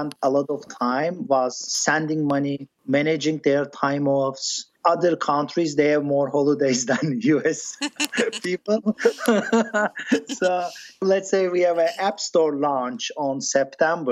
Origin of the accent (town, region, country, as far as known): Turkey; born or raised there; first language English; moved away as an adult; also born or lived in Boston, United States; now in Silicon Valley, United States